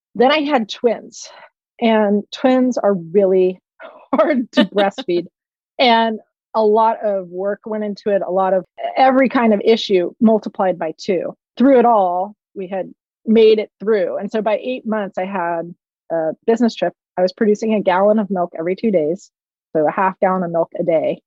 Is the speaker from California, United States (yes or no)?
yes; Palo Alto, California, United States; I grew up in Palo Alto in the 70s